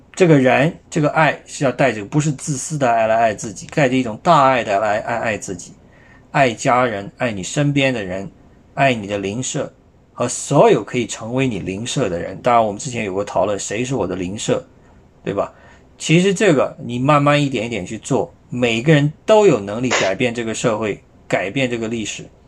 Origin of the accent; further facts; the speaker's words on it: China; 我们中国人也不少是基督徒啊